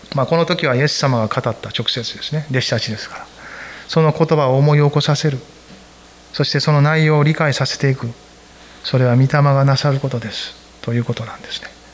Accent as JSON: {"language": "Japanese", "region": "Kansai", "country": "Japan", "said": "私は関西人やから"}